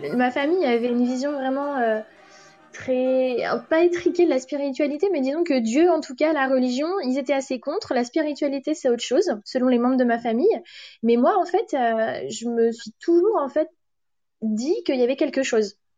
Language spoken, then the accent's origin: French; France; first language French; now in London, United Kingdom; je suis française